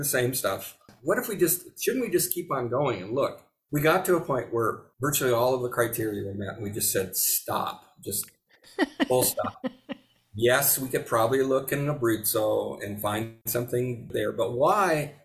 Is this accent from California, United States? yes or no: yes; California, United States; moved away as an adult; also born or lived in Seattle; now in Italy; I grew up in California